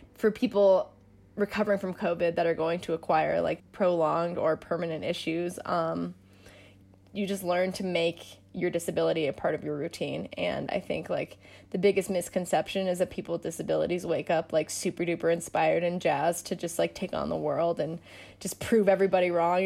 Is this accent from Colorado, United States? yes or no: yes; Denver, Colorado, United States; I'm from Denver